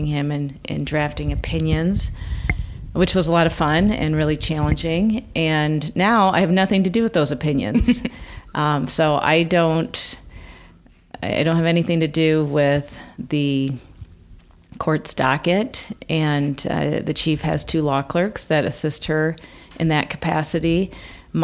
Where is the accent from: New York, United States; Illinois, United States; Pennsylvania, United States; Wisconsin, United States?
Illinois, United States; Sterling; moved away; also born or lived in Iowa; I grew up in Sterling, Illinois